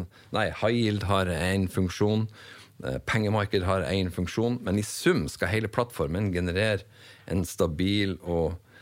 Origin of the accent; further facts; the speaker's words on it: Northern Norway, Norway; accent: Northern Norwegian; moved away; also born or lived in Bergen; jeg er vel nordlending som folk flest hører